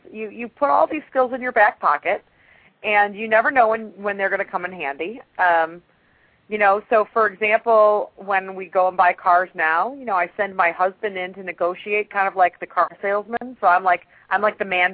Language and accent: English; Chicago, Illinois, United States; now in Atlanta, United States; I'm originally from Chicago.